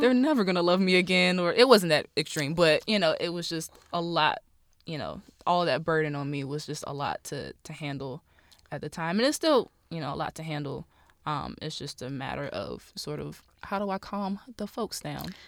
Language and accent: English; Rocky Mount, North Carolina, United States; I'm from Rocky Mount, North Carolina, born and raised.